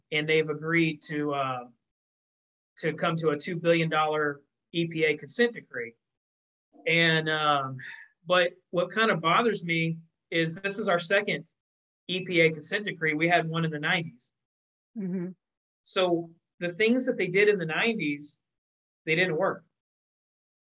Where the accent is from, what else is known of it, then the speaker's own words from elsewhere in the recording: Texas, United States; my home state of Texas